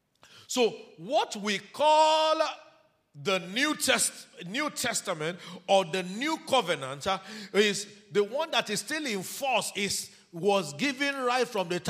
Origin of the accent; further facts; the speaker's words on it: Urhobo, Delta, Nigeria; now in Osun State, Nigeria; I'm an Urobo man